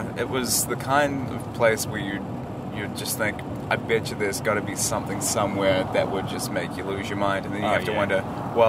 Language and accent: English; New Zealand; being a New Zealander, am I really a New Zealander having never been to the South Island?